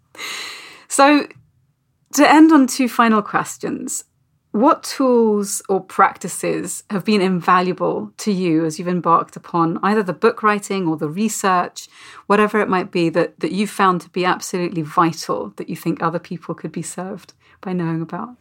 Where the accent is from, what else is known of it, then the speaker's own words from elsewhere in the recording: United Kingdom; as a Brit